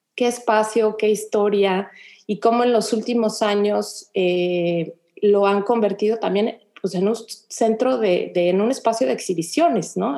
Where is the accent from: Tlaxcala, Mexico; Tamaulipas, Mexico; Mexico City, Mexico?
Mexico City, Mexico; moved away as an adult; now in Houston, United States; yo nací, crecí en la Ciudad de México, llegué a vivir aquí a Houston con mi esposo